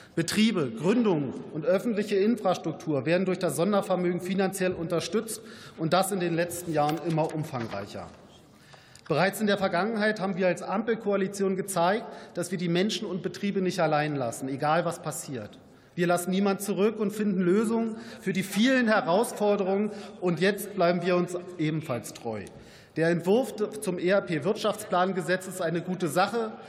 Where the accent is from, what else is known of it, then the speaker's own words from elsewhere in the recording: Brandenburg, Germany; meiner Heimat Brandenburg